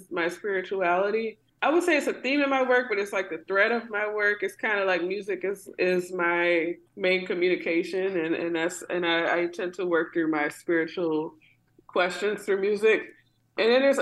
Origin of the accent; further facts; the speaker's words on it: New Orleans, Louisiana, United States; growing up in New Orleans